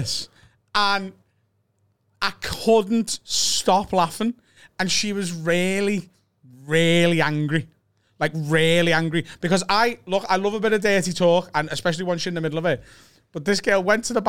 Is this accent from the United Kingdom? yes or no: yes; Liverpool, North West England, United Kingdom; we're from Liverpool